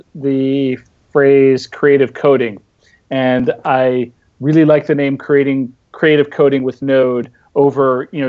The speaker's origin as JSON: {"language": "English", "region": "New Jersey", "country": "United States", "moved": "yes", "said": "I'm from New Jersey, even though I haven't been there in years"}